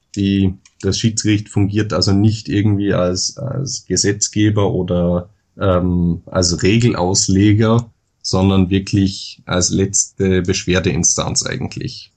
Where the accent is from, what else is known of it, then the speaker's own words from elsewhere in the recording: Dornbirn, Vorarlberg, Austria; moved away as an adult; now in Vienna, Austria; bin, wie man vielleicht an der Stimme hört, Österreicher. Hm. Ähm, ich komme aus Dornbirn, das ist ganz im Westen Österreichs, im Bundesland Vorarlberg gelegen, studiere aber momentan in Wien